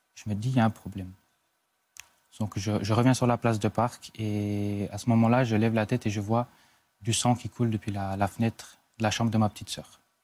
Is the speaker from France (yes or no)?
no; Switzerland; chez nous en Suisse